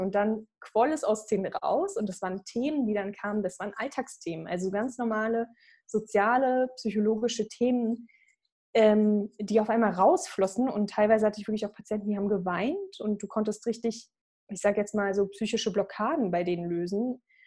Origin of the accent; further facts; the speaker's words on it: Berlin, Germany; also born or lived in Croatia; Berlin angenommen worden, meiner Heimatstadt auch